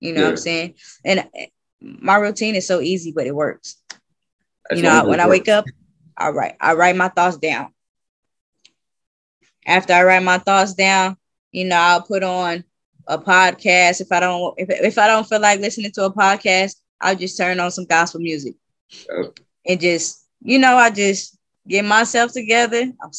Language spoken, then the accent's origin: English; West Coast, United States; Especially for me, it was because I'm coming from the West Coast to the South.